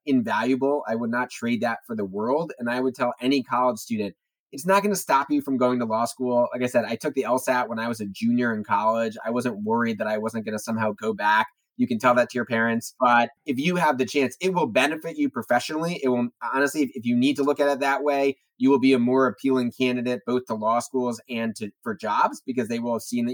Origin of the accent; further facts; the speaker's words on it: New Jersey, United States; moved away; from my home state, the Garden State